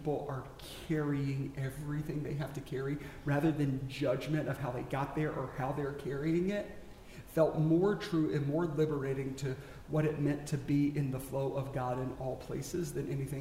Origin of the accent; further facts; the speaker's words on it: South Carolina, United States; moved away; also born or lived in Texas; I grew up in South Carolina